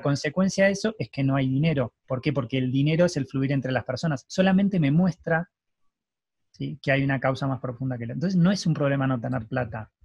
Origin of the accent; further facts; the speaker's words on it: Argentina; yo nací en Argentina